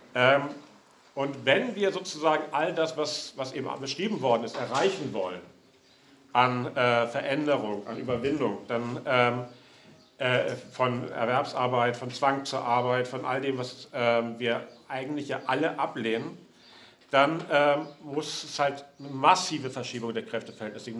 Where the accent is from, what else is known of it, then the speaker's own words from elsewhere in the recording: Hamburg, Germany; moved away; Ich äh, bin ursprünglich aus Hamburg